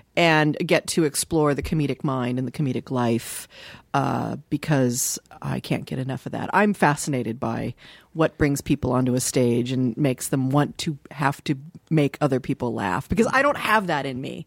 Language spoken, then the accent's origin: English; Dayton, Ohio, United States; I was born in Dayton, Ohio